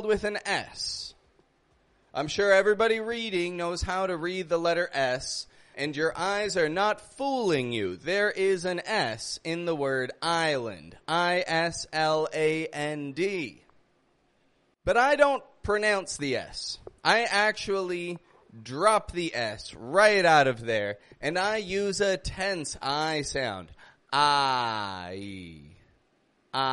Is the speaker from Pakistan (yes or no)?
no; Canada; now in Mexico; I come from Canada. I live in Mexico